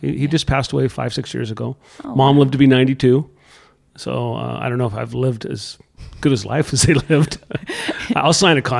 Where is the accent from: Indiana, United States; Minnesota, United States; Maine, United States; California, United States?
California, United States; Morro Bay; I grew up in Morro Bay, California.